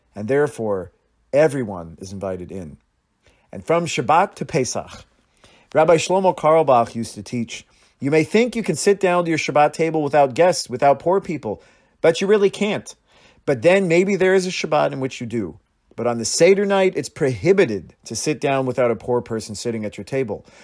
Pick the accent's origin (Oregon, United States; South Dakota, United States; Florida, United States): Oregon, United States; Astoria; moved away; I grew up in Astoria, a small town on the Oregon coast